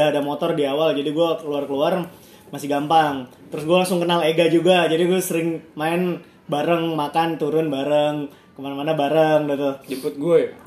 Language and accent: Indonesian; Jakarta, Indonesia; nah untungnya ada satu temen gue anak Jakarta juga si Edo.